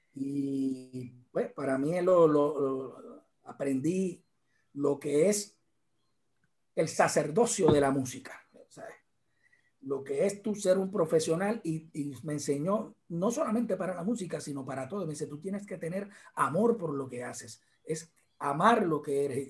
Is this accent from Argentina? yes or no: no; Arecibo, Puerto Rico; also born or lived in San Juan metro area, Puerto Rico; a los cuatro años nos tuvimos que mudar a Arecibo, a la villa del capitán Correa, y ahí me crié